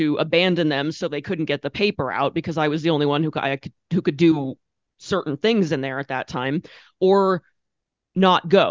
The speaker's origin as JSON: {"language": "English", "town": "Orofino", "region": "Idaho", "country": "United States", "tie": "born or raised there", "moved": "as an adult", "said": "I was living in my hometown, which is awesome, and I was working at a small town newspaper"}